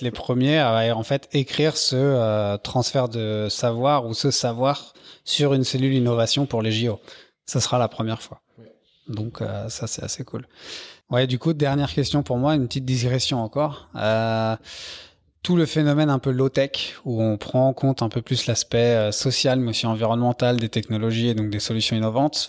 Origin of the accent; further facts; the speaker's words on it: Paris, Île-de-France, France; je suis parisien